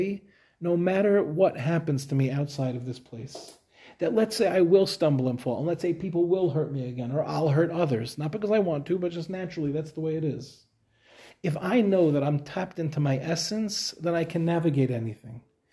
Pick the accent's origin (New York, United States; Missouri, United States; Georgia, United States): New York, United States; Five Towns; moved away as an adult; also born or lived in Queens, New York; now in Israel; we grew up in the Five Towns